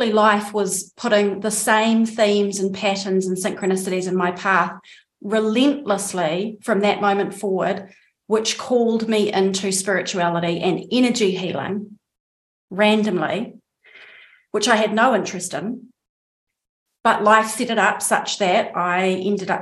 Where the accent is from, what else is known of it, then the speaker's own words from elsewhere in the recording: New Zealand; accent: New Zealand; moved away as an adult; also born or lived in Andalusia, Spain; now in Spain; I am, as my accent probably gives away, a New Zealander